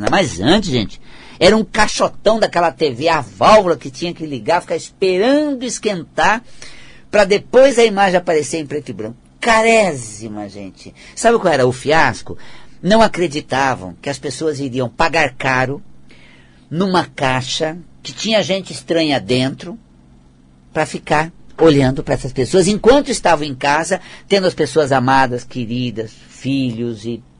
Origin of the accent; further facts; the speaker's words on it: Paraná, Brazil; Eu, quando venho lá do interior do Paraná, aquela região norte do Paraná